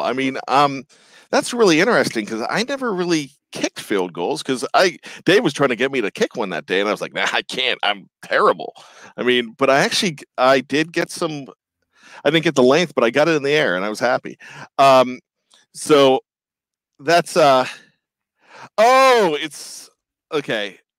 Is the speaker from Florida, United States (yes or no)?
no; Johnstown, Pennsylvania, United States; moved away; also born or lived in Clarksburg, West Virginia; I grew up in Johnstown, PA.